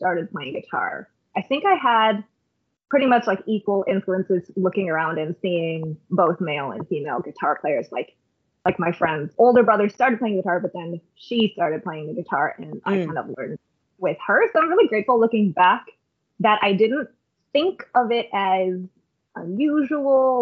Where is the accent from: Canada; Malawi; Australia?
Canada; I grew up here in Canada